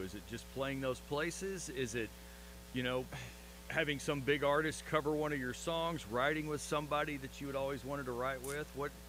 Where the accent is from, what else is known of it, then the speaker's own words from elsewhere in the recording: Texas, United States; accent: hick; Apparently, I talk like a hick. I didn't realize it. they're like, where are you from? I said, from Texas.